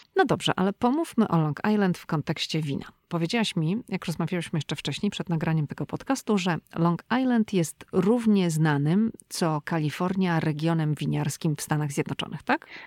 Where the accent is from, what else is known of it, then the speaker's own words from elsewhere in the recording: Szczecin, West Pomeranian Voivodeship, Poland; moved away as an adult; now in United States; my jesteśmy obie dziewczyny ze Szczecina